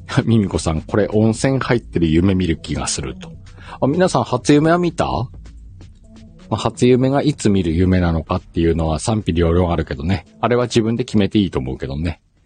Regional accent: Aomori, Japan; born or raised there

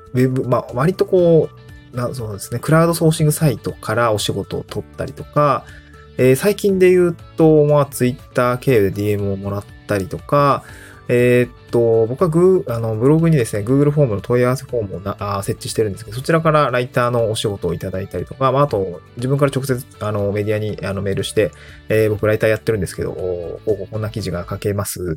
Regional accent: Niigata, Japan; also born or lived in Aomori / Tokyo; now in Awaji Island, Japan; 僕も大学は青森で、で、地元が新潟で

